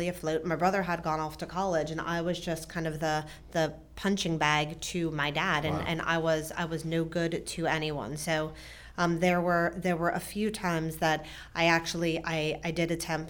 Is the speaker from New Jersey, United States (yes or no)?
yes; New Jersey, United States; now in Frederick, United States; So I grew up in New Jersey with mom, dad, and a brother.